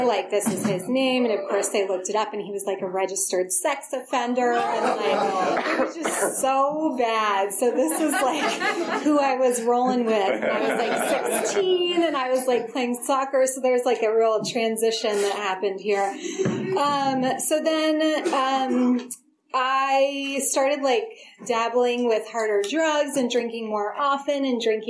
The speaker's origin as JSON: {"language": "English", "town": "Forestville", "region": "California", "country": "United States", "tie": "born or raised there", "also_born_or_lived": "Berkeley, California", "said": "I was born in Berkeley, but grew up in a really small town in Sonoma County, Forestville."}